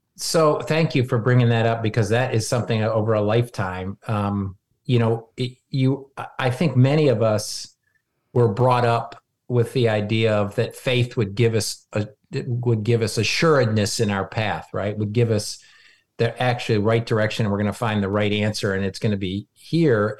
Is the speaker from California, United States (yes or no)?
no; Michigan, United States; moved away; I grew up, I was born in Michigan